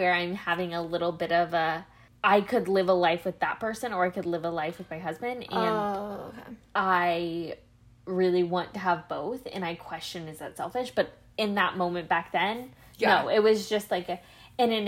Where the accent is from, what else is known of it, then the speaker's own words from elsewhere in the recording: Midwest, United States; we grew up in the Midwest